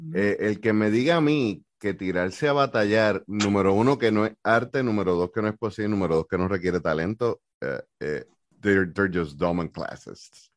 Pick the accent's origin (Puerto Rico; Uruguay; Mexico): Puerto Rico; yo lo veo desde Puerto Rico